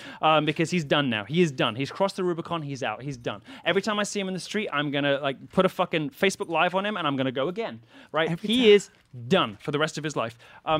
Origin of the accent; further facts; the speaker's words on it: England, United Kingdom; also born or lived in Athens, Greece; now in United States; I was born in Athens in Greece. And in Greece. And we moved quickly over to England.